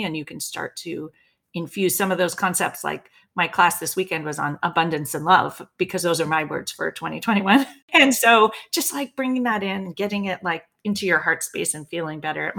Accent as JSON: {"language": "English", "town": "Berkeley", "region": "California", "country": "United States", "tie": "born or raised there", "said": "I grew up in Berkeley, California"}